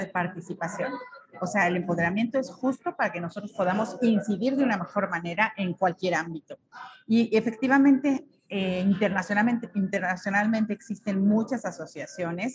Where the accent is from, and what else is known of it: Mexico